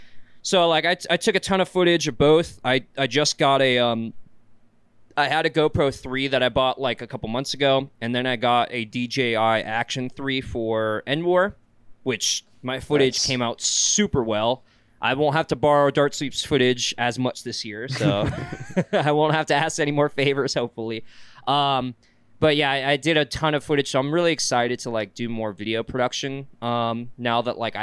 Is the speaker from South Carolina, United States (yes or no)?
yes; South Carolina, United States; moved away as an adult; now in Utah, United States; I'm from South Carolina.